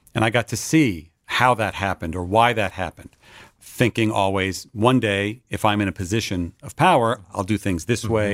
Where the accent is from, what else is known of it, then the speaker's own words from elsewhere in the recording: Westfield, New Jersey, United States; moved away as an adult; also born or lived in Boston, Massachusetts; now in Los Angeles, United States; I was raised in New Jersey, northern New Jersey suburb called Westfield